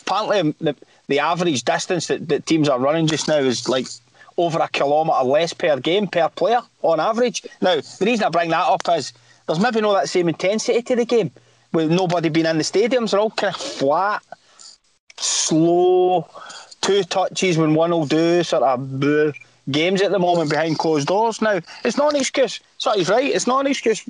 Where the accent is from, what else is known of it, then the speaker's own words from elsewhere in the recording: Scotland, United Kingdom; we're from Scotland.